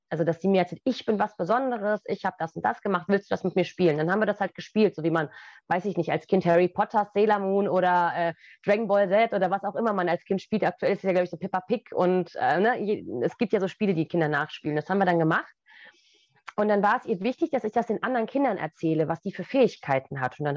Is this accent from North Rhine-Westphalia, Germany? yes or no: no; Goslar, Lower Saxony, Germany; Der deutsche Harz, also ich bin in Goslar groß geworden dann